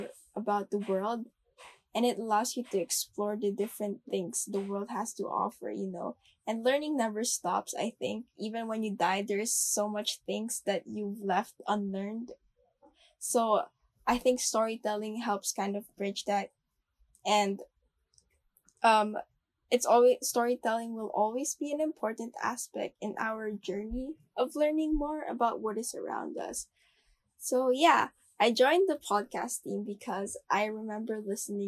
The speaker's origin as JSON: {"language": "English", "country": "Philippines", "tie": "born or raised there", "said": "I'm from the Philippines and I've been here all my life"}